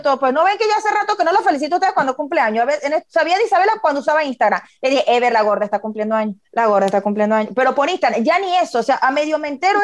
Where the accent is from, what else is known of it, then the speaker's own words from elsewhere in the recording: Venezuela; moved away; nosotros como venezolanos, que seguimos noticias, que queremos ver qué es lo que sucede en nuestro país, porque hay personas queridas que viven todavía allá